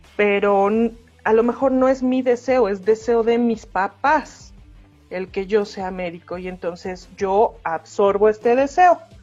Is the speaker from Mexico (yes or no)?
yes; Mexico; soy latino, nacido en México, en, un, en el ochenta y tantos